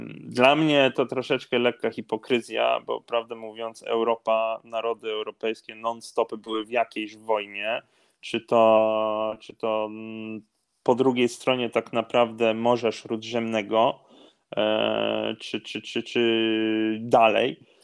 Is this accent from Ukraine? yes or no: no; Norway; urodzony i wychowany w Norwegii byłem